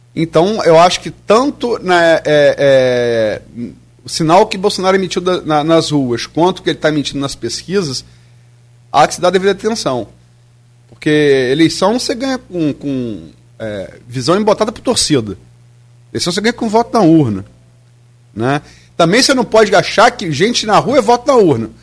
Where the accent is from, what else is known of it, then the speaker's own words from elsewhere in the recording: Brazil; fiquei com muita vergonha como brasileiro